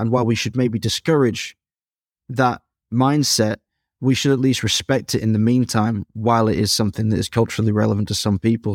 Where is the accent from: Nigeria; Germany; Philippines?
Germany; Dresden, Saxony; my hometown of Dresden